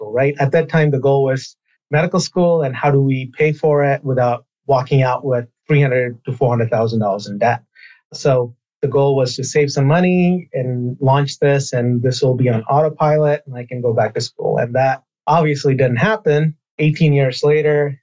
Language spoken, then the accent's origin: English; Burlington, Vermont, United States; I grew up in Burlington, Vermont